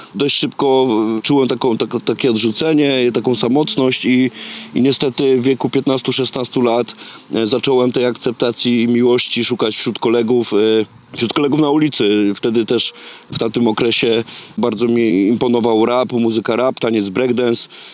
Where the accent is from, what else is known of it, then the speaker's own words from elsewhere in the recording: Tarnów, Lesser Poland, Poland; moved away as an adult; also born or lived in Wrocław; ja pochodzę z Tarnowa, z Małopolski